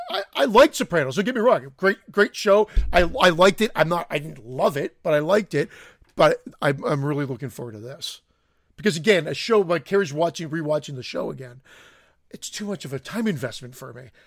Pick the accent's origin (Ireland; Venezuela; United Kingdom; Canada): Canada; I'm Canadian. I'm not French Canadian